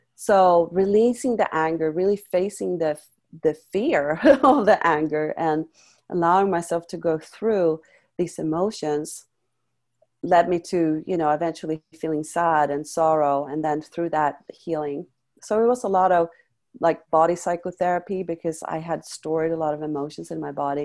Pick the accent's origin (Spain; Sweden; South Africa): Sweden; moved away; also born or lived in France; I came from Sweden